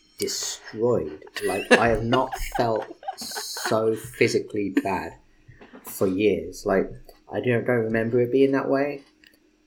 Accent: England, United Kingdom; I'm English

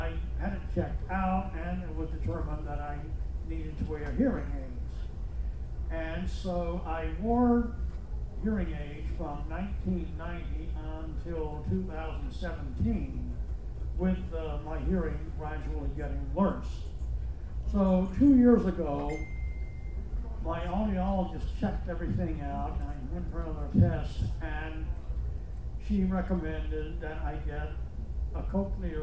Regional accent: Loganville, Georgia, United States; I'm from Loganville, Georgia

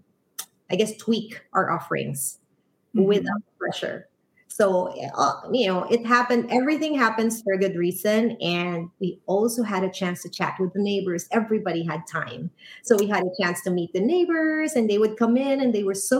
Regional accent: Philippines; now in San Francisco, United States; I was born and raised in the Philippines. I am Irish-Filipino.

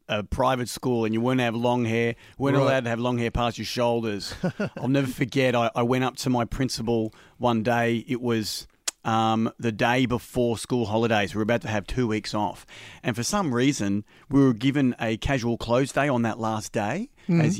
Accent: Melbourne, Victoria, Australia; I grew up in Greensboro, which is, you know, just burbs, you know, 40 minutes out of Melbourne

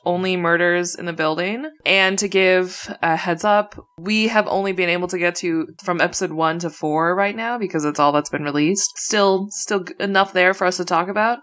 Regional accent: Midwest, United States; as a Midwesterner

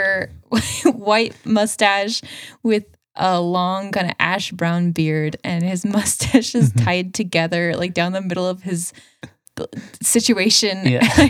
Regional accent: Spokane, Washington, United States; I grew up in Spokane

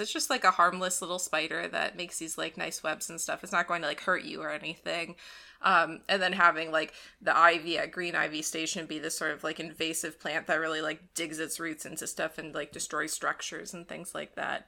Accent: Ohio, United States; growing up in Ohio

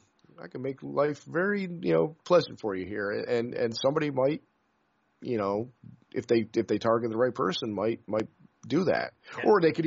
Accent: upstate New York, United States; moved away; I'm from upstate New York originally

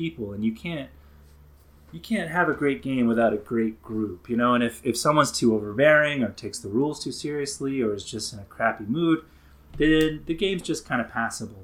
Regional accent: the Bible Belt, United States; I grew up down in the Bible Belt

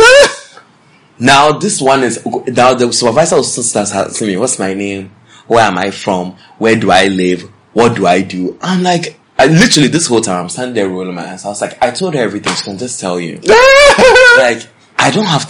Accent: New York, United States; I'm from New York, because that's where I'm from.

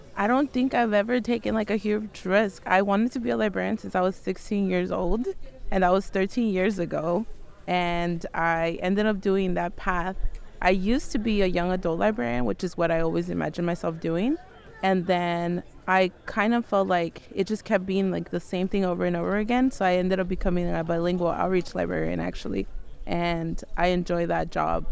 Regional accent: Los Angeles, California, United States; I'm from Los Angeles, California

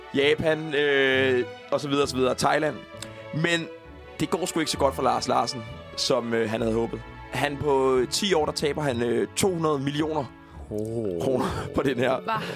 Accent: Falster, Zealand, Denmark; jeg er fra Falster

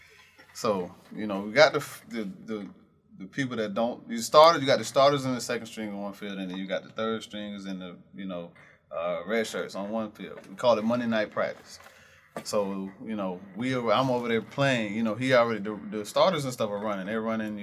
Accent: Camden, South Carolina, United States; I'm from Camden.

